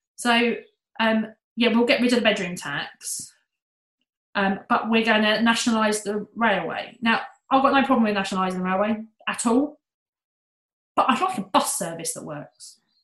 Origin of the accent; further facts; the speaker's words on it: United Kingdom; we're British